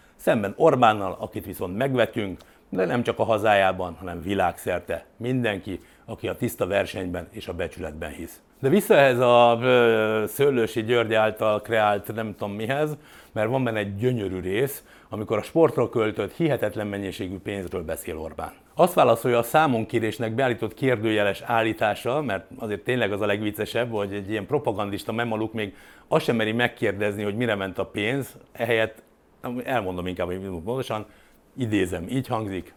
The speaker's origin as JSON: {"language": "Hungarian", "country": "Hungary"}